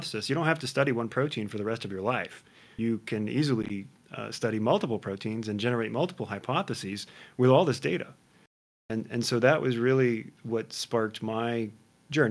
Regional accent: Midwest, United States; I grew up in the Midwest, much like you. I was on a farm

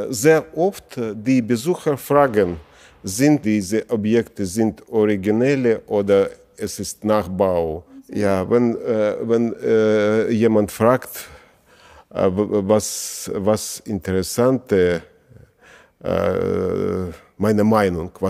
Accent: Latvia; German is a second language

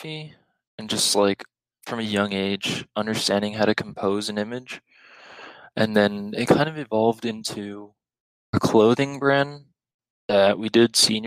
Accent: El Paso, Texas, United States; growing up in El Paso

